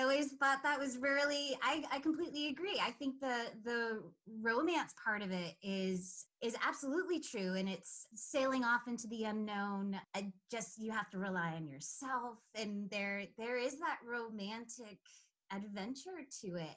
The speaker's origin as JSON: {"language": "English", "region": "Rhode Island", "country": "United States"}